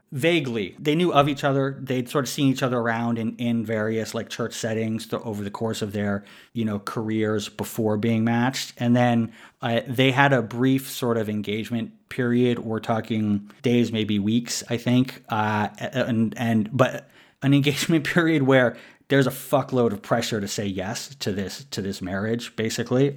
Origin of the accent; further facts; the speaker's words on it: New York City, New York, United States; also born or lived in Queens; I was born in New York City